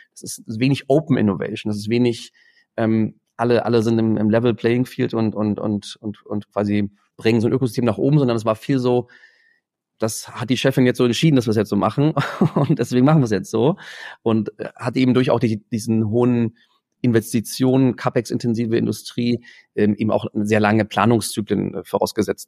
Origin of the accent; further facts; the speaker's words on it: Germany; als Deutsche, als internationale Studenten